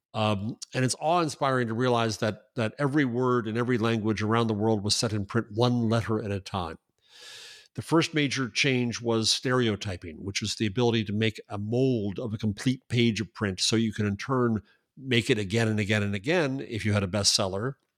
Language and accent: English; United States; I'm an American